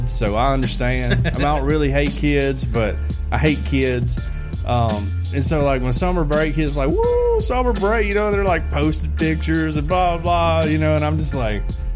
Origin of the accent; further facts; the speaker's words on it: Fayette, Alabama, United States; we're all from Fayette